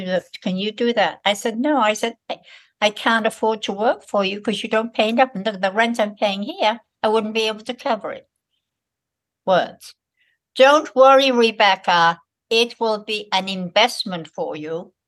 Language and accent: English; Liverpool, North West England, United Kingdom; accent: Liverpool; I came from Liverpool, poor part of Liverpool, and I got into this very nice college. I had a very strong Liverpool accent.